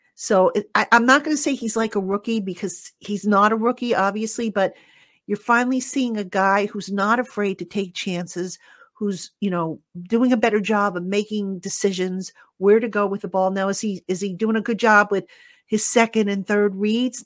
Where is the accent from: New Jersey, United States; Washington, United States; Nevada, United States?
New Jersey, United States; I'm from Jersey